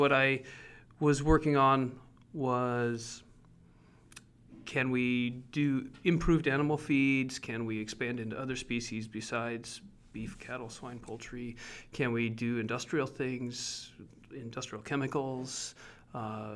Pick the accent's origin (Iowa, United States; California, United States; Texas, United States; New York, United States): Iowa, United States; Northwest; I grew up in Iowa on a corn soybean farm